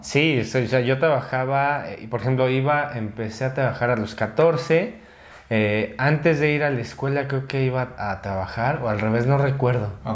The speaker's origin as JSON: {"language": "Spanish", "region": "Mexico City", "country": "Mexico", "tie": "born or raised there", "said": "nací en Ciudad de México"}